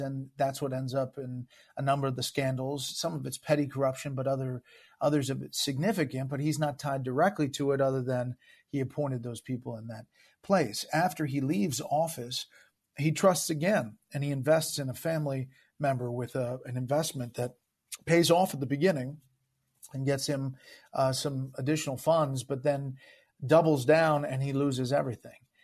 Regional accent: Dunwoody, Georgia, United States; also born or lived in New Jersey; I was born in New Jersey. I grew up in Atlanta

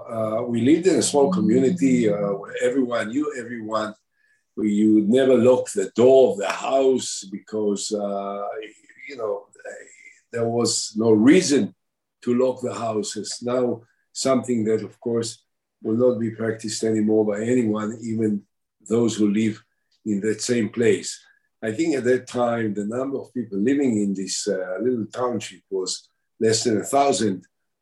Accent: Binyamina, Haifa District, Israel; also born or lived in Shuni; I grew up subsequently in a nearby. My parents moved after the creation of the State of Israel. They moved into Binyamina

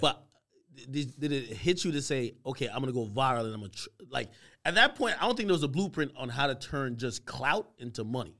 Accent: New Jersey, United States; I am from Jersey

